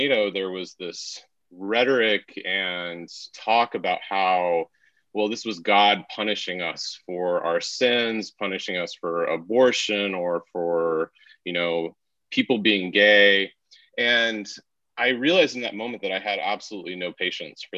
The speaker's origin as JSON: {"language": "English", "town": "Wichita", "region": "Kansas", "country": "United States", "tie": "born or raised there", "moved": "as an adult", "lives_now": "Pennsylvania, United States", "said": "I grew up in the Midwest in Kansas, in Wichita"}